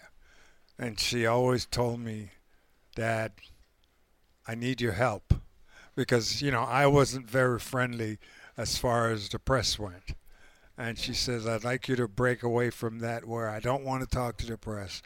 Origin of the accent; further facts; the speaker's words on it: Panama; moved away; growing up in Panama at age 6